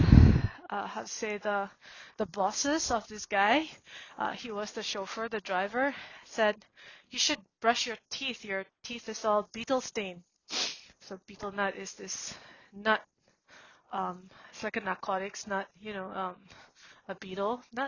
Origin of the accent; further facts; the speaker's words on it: Singapore; also born or lived in Myanmar; I went back to Burma when I was 17, and I grew up in Singapore